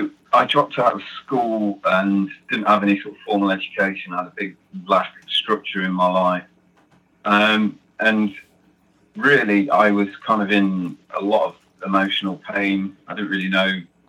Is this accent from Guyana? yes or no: no; Nottingham, East Midlands, United Kingdom; now in North Yorkshire, United Kingdom; From Nottingham, England, originally. I live in North Yorkshire now